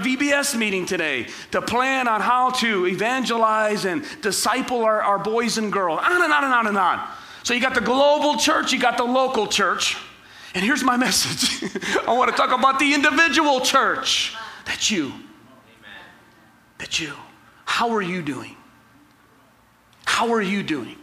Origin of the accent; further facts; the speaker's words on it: Ecorse, Michigan, United States; I grew up in Ecorse and in the inner city